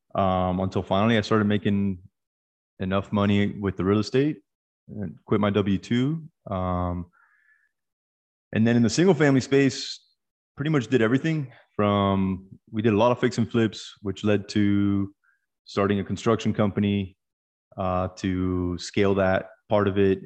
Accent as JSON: {"language": "English", "town": "Miami", "region": "Florida", "country": "United States", "tie": "born or raised there", "moved": "as an adult", "lives_now": "Dallas, United States", "said": "I'm originally from Miami"}